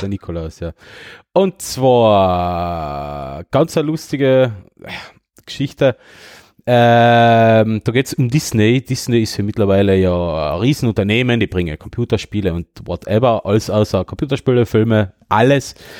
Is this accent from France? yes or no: no; Döllach, Carinthia, Austria; bei uns in Döllach